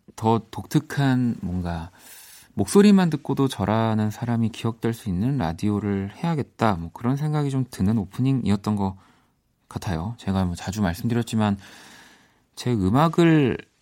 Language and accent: Korean; South Korea; 한국에서만 뭐 나고 자랐고 지내니까